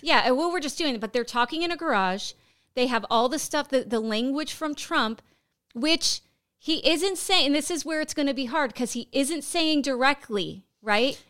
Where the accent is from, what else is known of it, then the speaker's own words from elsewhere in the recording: Pennsylvania, United States; moved away; also born or lived in Florida; my home state of Pennsylvania.